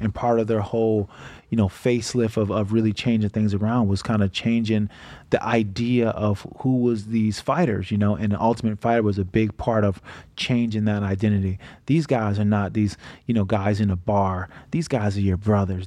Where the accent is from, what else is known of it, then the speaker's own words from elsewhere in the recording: Niagara Falls, New York, United States; moved away; also born or lived in Michigan; I grew up in Niagara Falls